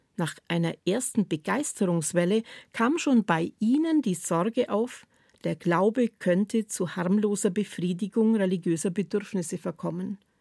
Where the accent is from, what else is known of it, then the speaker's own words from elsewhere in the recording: Swabia, Baden-Württemberg, Germany; In meiner Heimat sagt man gern, mit 40 werden die Schwaben gescheit